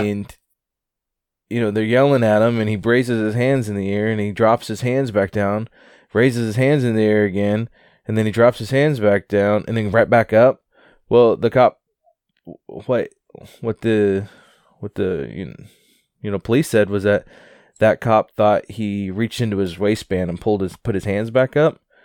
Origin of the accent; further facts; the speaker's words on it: Wichita, Kansas, United States; my hometown